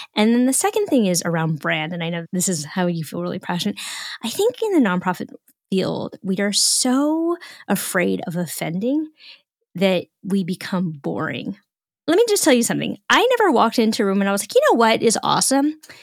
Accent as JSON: {"language": "English", "region": "Northern California", "country": "United States", "said": "I'm from Northern California, so I speak fluent Woo-Woo"}